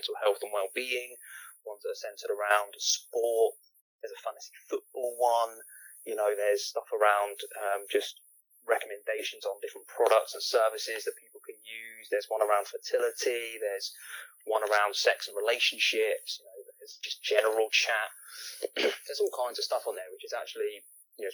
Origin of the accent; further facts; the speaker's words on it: United Kingdom; we're supposed to have that stiff upper lip and be stoic, and we don't feel emotions because we're British